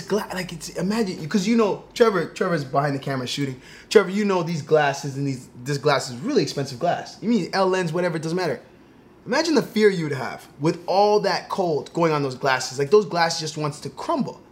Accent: Toronto, Ontario, Canada; I grew up in Toronto

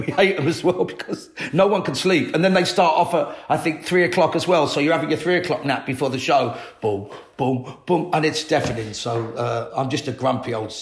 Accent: London, United Kingdom; I grew up in Latimer Road, just the back end of Ladbrook Grove, West London.

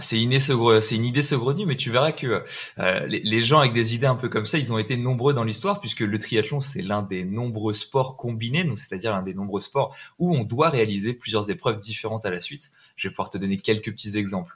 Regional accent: France; En tant que Français

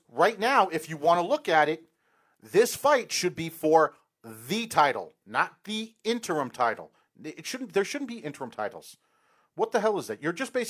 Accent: New York, United States; And people say this is biased because we're from New York and we're in Long Island right now, whatever.

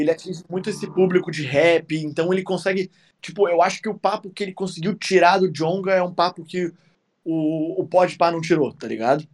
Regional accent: South Region, Brazil; eu sou sulista

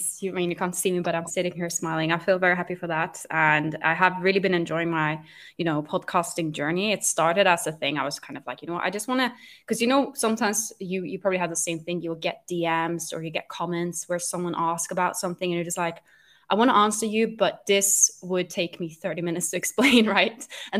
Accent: Norway; English is a second language; now in London, United Kingdom; I'm Norwegian, so you can maybe hear my accent. It's a little bit hard to identify. People usually can't quite tell where my accent is from because it's a bit of a mix of everything. I'm Norwegian, but I am living in London.

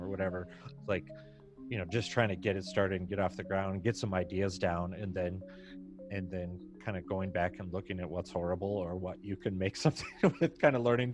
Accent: Michigan, United States; I was from Michigan. We're in Michigan

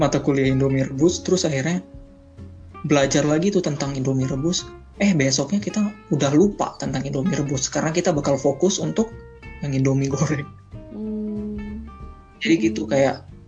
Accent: Indonesia; moved away as an adult; also born or lived in Russia

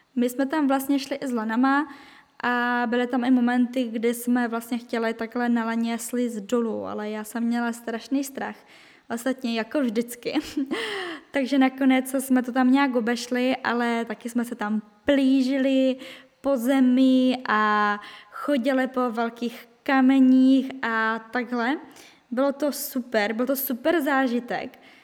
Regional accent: Czechia; moved away as an adult; now in France; jsem Češka, že jsem z Česka

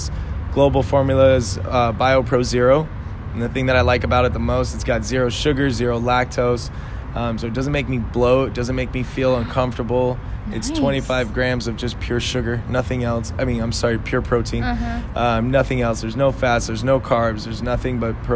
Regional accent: Los Angeles, California, United States; moved away as an adult; now in San Diego, United States; I grew up

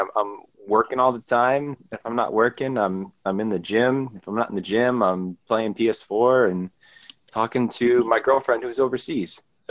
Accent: DeWitt, Michigan, United States; also born or lived in Indiana; I born and raised in DeWitt, Michigan.

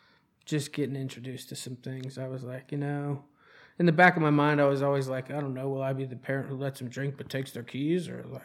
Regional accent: Charlotte, North Carolina, United States; I moved 8 times before I ended up in Charlotte.

